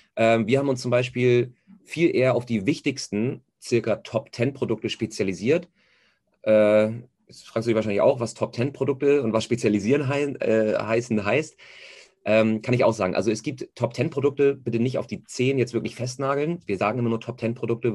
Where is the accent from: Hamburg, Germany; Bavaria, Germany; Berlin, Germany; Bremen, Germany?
Hamburg, Germany; gebürtiger Hamburger, merkt man wahrscheinlich auch ein bisschen am Schnack